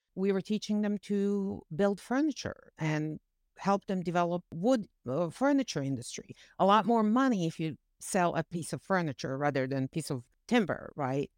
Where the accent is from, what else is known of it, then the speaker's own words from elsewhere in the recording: Bosnia & Herzegovina; English is a second language; moved away as an adult; also born or lived in New Jersey; now in United States; I came here to this country and I spoke zero English. I had college education from home. I had great job in banking.